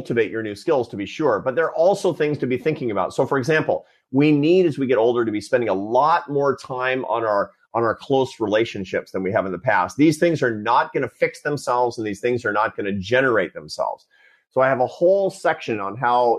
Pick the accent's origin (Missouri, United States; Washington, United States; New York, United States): Washington, United States; Seattle; when I was a kid, I was a Seattle Mariners fan growing up in Seattle